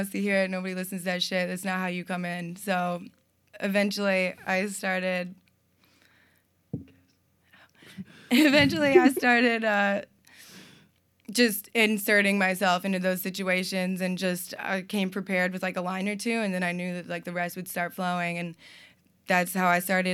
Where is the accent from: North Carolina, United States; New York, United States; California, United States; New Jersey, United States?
North Carolina, United States; moved away as an adult; also born or lived in Vermont; now in Burlington, United States; I'm from North Carolina